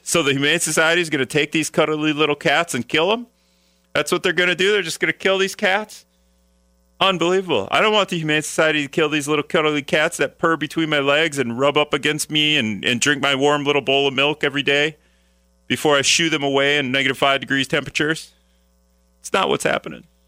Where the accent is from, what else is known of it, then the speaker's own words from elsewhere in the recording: Appleton, Wisconsin, United States; also born or lived in Green Bay, Wisconsin; now in Minnesota, United States; I'm from Appleton, so I grew up going to Lambeau all the time